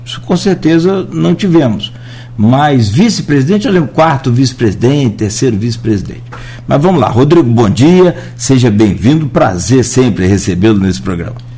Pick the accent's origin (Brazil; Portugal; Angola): Brazil; Italva, Rio de Janeiro; Eu sou lá de Italva